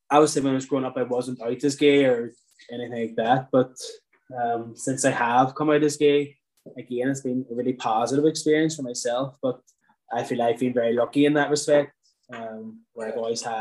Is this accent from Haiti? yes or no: no; Ireland; I suppose certainly growing up in Ireland